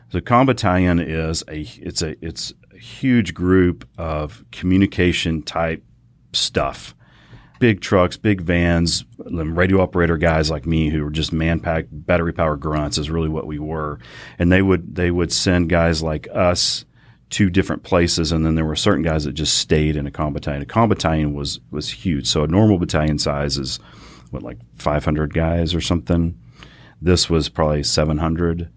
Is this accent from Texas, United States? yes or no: yes; Fort Worth, Texas, United States; I'm Fort Worth born and raised. Kid grew up on the east side of Fort Worth.